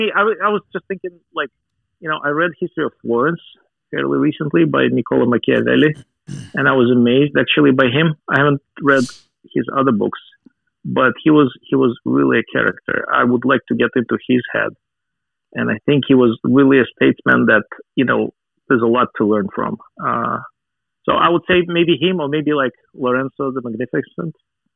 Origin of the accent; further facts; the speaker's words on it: Russia; As you can imagine, growing up in Soviet Union is... I had a very strong inoculation against any kind of religion at the time.